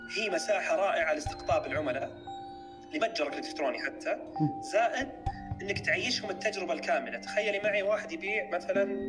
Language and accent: Arabic; Saudi Arabia; عندنا في السعودية